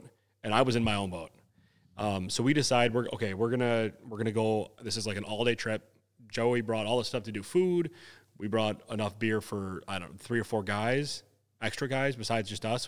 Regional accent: Wisconsin, United States; we're from Wisconsin

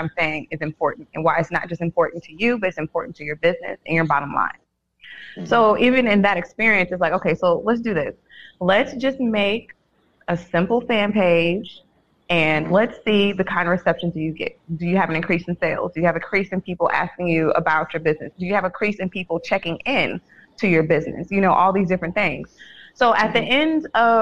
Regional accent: San Francisco, California, United States; moved away; born and raised in San Francisco

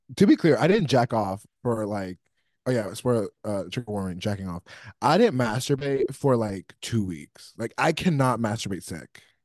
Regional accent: New York, United States; I grew up in New York

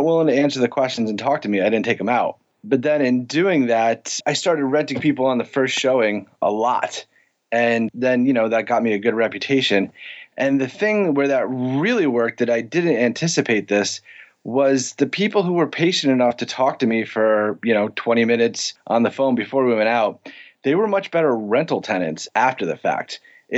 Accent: New York City, New York, United States; I grew up in the Bronx in upstate New York

